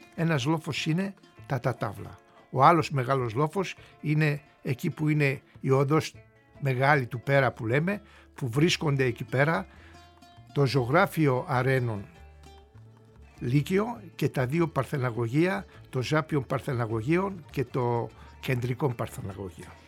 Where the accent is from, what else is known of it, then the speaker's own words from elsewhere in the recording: Istanbul, Turkey; moved away as an adult; now in Greece; Γεννήθηκα και μεγάλωσα στην περιοχή